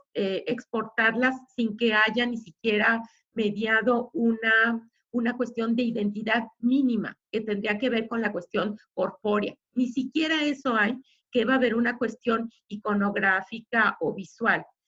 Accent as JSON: {"language": "Spanish", "town": "Guadalajara", "region": "Jalisco", "country": "Mexico", "said": "somos este, tapatíos"}